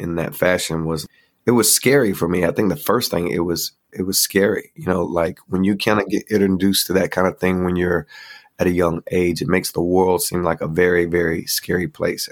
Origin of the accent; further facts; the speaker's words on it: North Carolina, United States; I was growing up in North Carolina